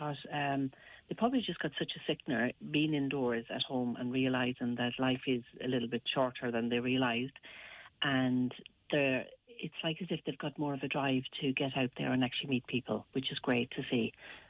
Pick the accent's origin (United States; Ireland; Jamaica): Ireland; Westport, Connacht; I'm from Westport myself in County Mayo, and I started it up in 2015 because I saw the need for something for single people, especially in the country, more rural areas of Ireland.